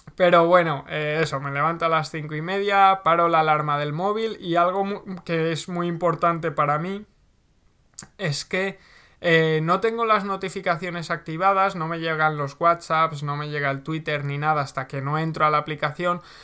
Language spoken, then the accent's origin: Spanish; Segorbe, Valencian Community, Spain; vivía en, mi pueblo, vivía en Segorbe